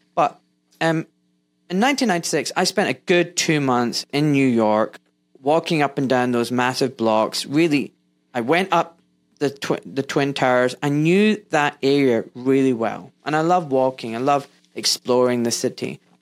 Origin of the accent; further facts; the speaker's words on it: Scotland, United Kingdom; moved away as an adult; now in England; I was born in Scotland. I now live in England, but when I was in Scotland doing med school